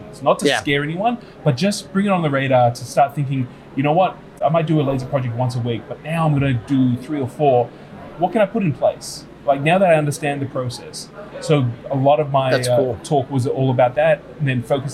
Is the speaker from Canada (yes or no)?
no; Australia; I'm Australian